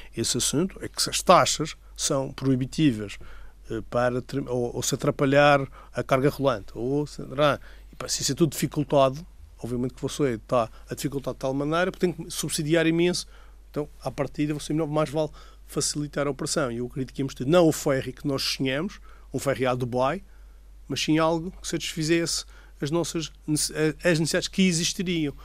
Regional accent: Madeira, Portugal; o ambiente da minha terra

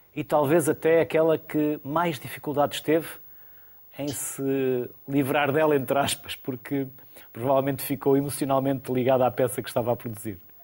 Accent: Porto, Norte, Portugal; eu também sou do Porto, por isso conheço bem o meu sotaque

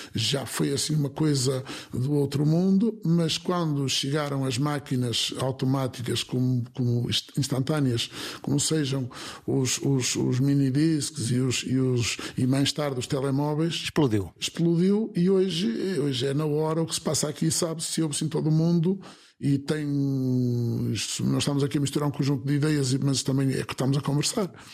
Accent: Viana do Castelo, Norte, Portugal; aqui na minha terra, aqui em Viana, aqui em Vila Nova Danha, nas nossas terras

